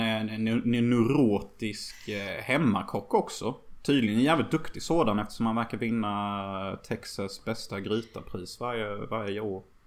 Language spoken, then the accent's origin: Swedish; Sweden; I min by där jag växte upp